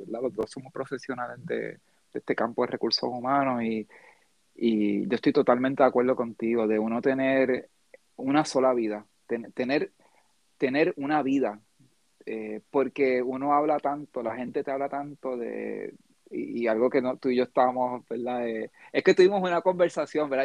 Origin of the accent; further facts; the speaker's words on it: Puerto Rico; nosotros acá pues hablamos del juego de baloncesto que es lo que la fiebre en Puerto Rico ahora con el baloncesto nacional